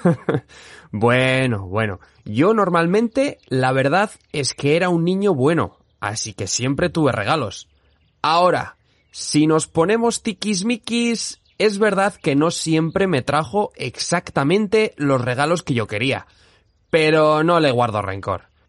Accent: Basque Country, Spain; por mi tierra

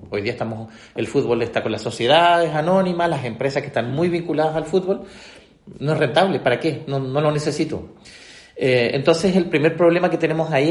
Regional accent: Chile; nosotros en Sudamérica, como buen chileno, a veces pensamos y nos miramos y nos nivelamos en términos de Sudamérica

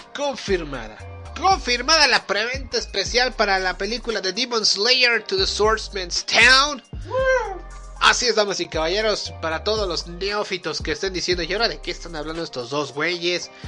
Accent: Mexico; Somos mexicanos.

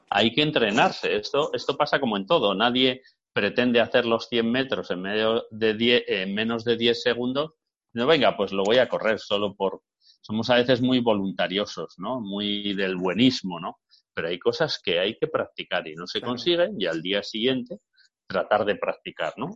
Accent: Bilbao, Basque Country, Spain; yo soy de Bilbao

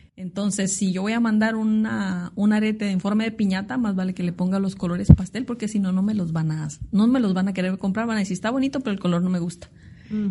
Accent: Tijuana, Baja California, Mexico; soy una tijuanense de tercera generación. De hecho, mis raíces son de aquí de La Baja

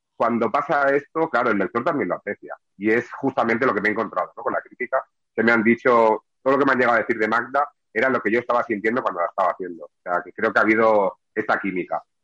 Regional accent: Barcelona, Catalonia, Spain; now in Sabadell, Spain; soy un barcelonés, nacido en el 76, casi los 80 en Barcelona y me trasladé a Sabadell

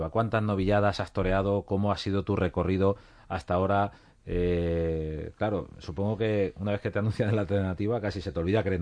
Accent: Castilla-La Mancha, Spain; tan cercanos que, soy de Castilla-La Mancha y, eso se vio en Albacete.

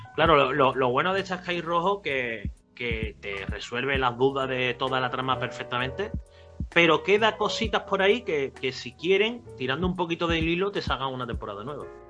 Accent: Cádiz, Andalusia, Spain; el barco que va a Cádiz, que vienen aquí a, mi tierra

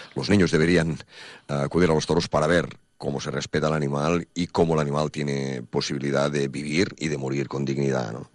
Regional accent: Banyoles, Catalonia, Spain; yo, claro, siendo catalán y habiendo nacido, como te digo, en Bañolas y, siendo de cultura catalana y taurina de toda mi vida

